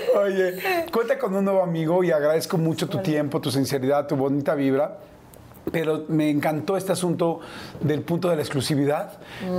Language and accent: Spanish; small town near Papantla, Veracruz, Mexico; he pasado casi toda mi infancia y adolescencia en Veracruz en un pueblito muy chiquito cerca de Papantla